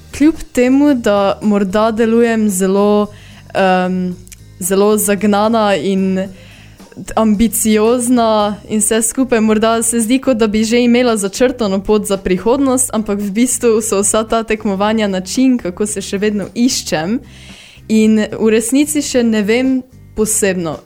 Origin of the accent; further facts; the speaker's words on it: Rakičan, Mura, Slovenia; prihajam iz Rakičana.